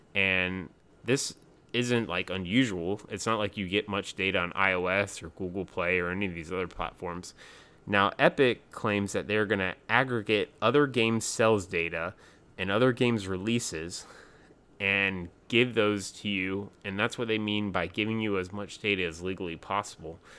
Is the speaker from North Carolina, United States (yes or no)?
yes; North Carolina, United States; I'm from North Carolina, too